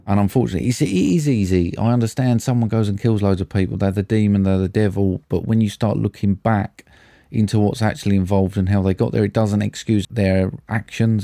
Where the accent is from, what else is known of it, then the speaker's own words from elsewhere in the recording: United Kingdom; we're British